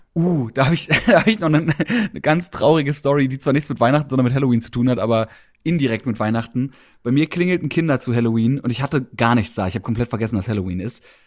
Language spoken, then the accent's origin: German; Berlin, Germany; ich bin Berliner